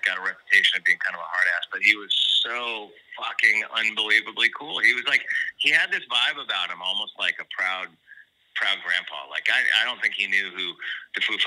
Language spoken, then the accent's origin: English; Santa Barbara, California, United States; also born or lived in Los Angeles; I grew up in Santa Barbara. I moved out down to L.A. first when I was like about 18.